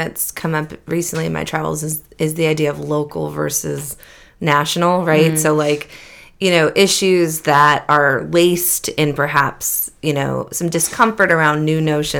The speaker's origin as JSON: {"language": "English", "town": "Beverly", "region": "Massachusetts", "country": "United States", "tie": "born or raised there", "moved": "as an adult"}